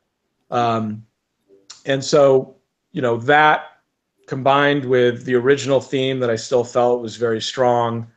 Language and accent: English; United States; as an American growing up here